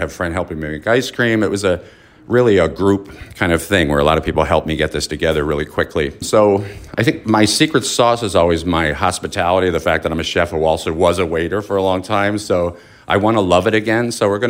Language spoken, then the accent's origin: English; Philadelphia, Pennsylvania, United States; also born or lived in Chicago; I've gone back and forth my whole life, but I grew up in Philly.